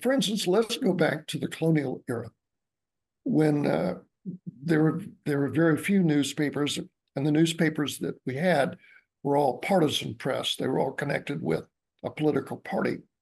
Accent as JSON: {"language": "English", "town": "Albany", "region": "Georgia", "country": "United States", "tie": "born or raised there", "said": "my hometown. Excuse me was uh, Albany, Georgia"}